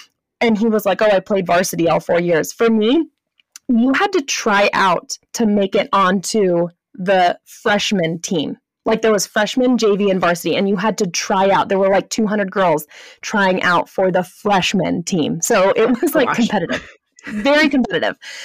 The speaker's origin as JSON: {"language": "English", "town": "Santa Clarita", "region": "California", "country": "United States", "tie": "born or raised there", "moved": "as an adult", "said": "So I grew up in Southern California. I was born in Northern LA County, if any of you are familiar with Santa Clarita, California"}